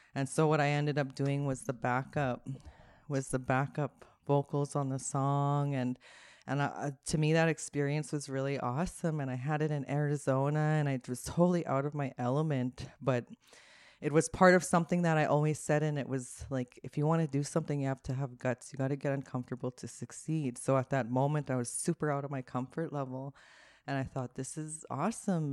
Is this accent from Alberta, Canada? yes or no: no; Winnipeg, Manitoba, Canada; I'm from Winnipeg